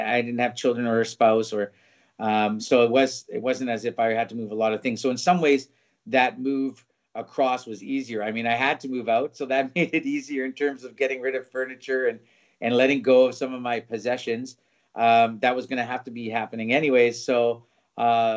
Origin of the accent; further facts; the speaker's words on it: Vancouver, British Columbia, Canada; moved away as an adult; now in Berlin, Germany; I'm born and raised in Vancouver, Canada